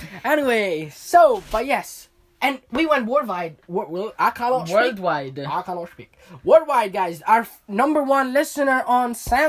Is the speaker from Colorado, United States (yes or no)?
yes; Colorado, United States; I'm from Colorado.